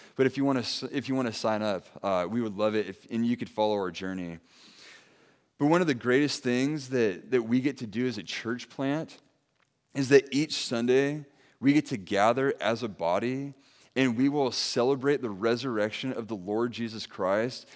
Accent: Santa Maria, California, United States; also born or lived in San Dimas, California / Ventura, California; my wife and I, we grew up here in Santa Maria.

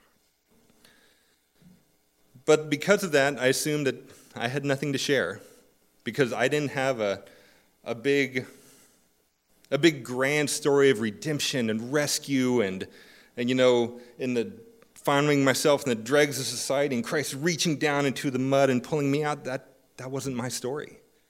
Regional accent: California, United States; I attended school, moved around some, and eventually found myself growing up in Southern California

